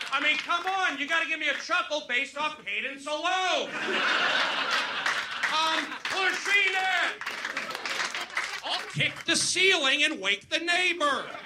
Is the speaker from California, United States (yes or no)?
yes; the Valley, California, United States; I'm from the Valley, 818 till I die.